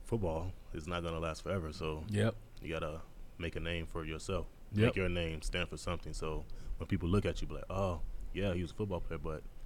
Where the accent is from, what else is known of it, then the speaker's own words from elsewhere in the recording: Chicago, Illinois, United States; since I'm from Chicago